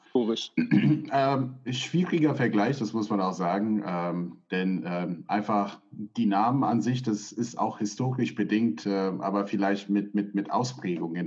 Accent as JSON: {"language": "German", "country": "United States", "tie": "born or raised there", "moved": "yes", "lives_now": "Germany", "said": "Ich bin ja selber in den USA aufgewachsen"}